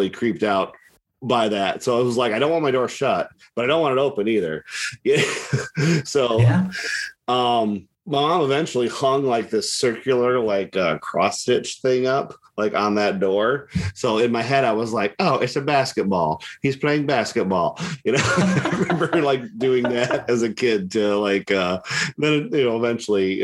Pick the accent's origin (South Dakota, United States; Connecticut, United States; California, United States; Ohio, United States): Ohio, United States; my hometown, a little tiny town